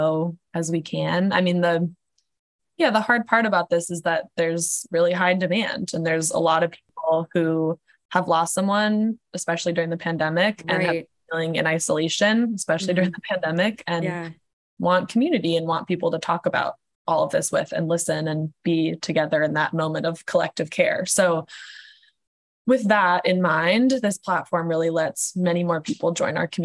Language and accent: English; Portland, Oregon, United States; I'm from Portland, Oregon